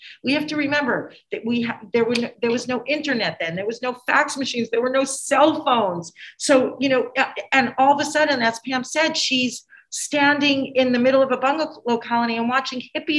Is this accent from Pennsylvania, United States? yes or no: no; Long Island, New York, United States; I grew up on Long Island